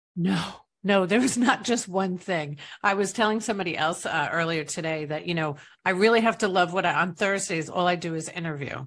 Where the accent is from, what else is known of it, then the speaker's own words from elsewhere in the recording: East Rockaway, New York, United States; now in Tampa Bay, United States; I'm from East Rockaway, Long Island, New York